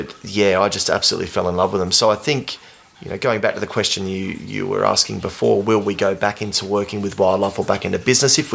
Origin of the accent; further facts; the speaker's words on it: Sydney, New South Wales, Australia; moved away; also born or lived in Perth / far north Queensland; When I grew up in Western Sydney